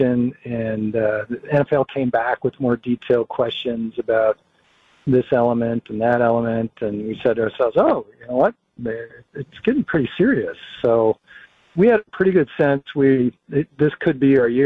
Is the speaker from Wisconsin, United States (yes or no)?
yes; Green Bay, Wisconsin, United States; I'm from Green Bay, grew up here